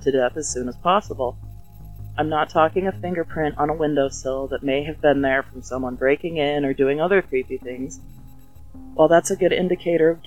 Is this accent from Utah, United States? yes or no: yes; Utah, United States; my home state of Utah